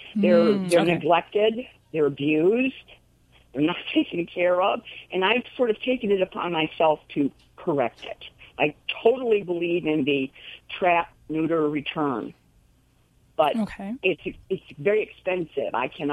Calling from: Spring Lake, North Carolina, United States; I'm calling from Spring Lake, North Carolina.

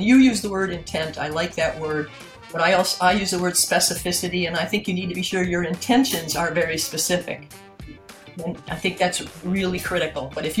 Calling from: Peterborough, New Hampshire, United States; I'm calling in from Peterborough, New Hampshire.

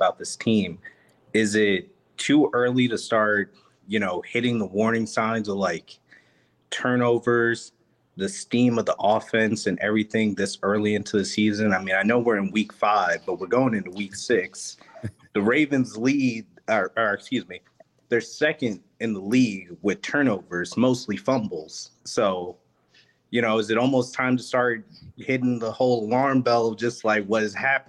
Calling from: Baltimore, Maryland, United States; So I'm currently in Maryland, Baltimore, actually.

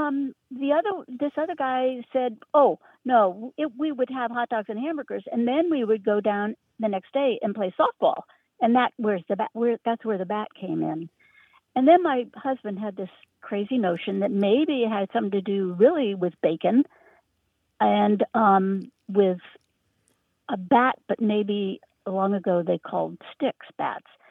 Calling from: Richmond, Virginia, United States; also born or lived in Berkshires, Massachusetts; I'm calling from Richmond, Virginia, but my heart is in the Berkshires of Western Massachusetts

